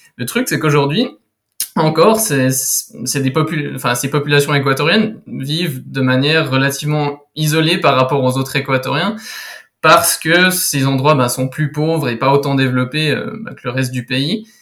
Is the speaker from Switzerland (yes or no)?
yes; Switzerland; je suis suisse